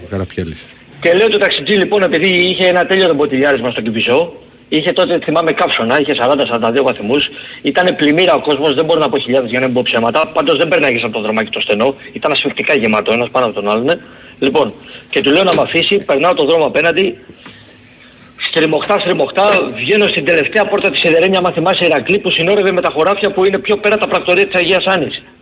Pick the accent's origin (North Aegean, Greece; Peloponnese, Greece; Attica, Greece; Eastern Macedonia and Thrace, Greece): Attica, Greece; Peristeri; από το Περισσέρι.